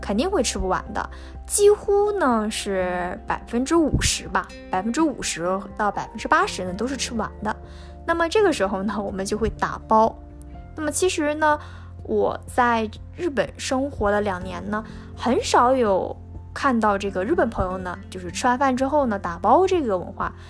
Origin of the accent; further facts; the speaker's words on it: northern China, China; 在我的家乡呢，中国的北方